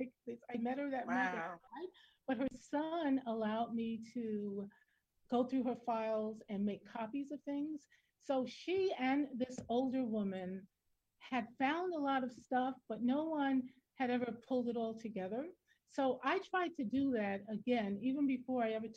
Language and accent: English; New York City, New York, United States; moved away; also born or lived in South Carolina; I was born in South Carolina. I grew up in Brooklyn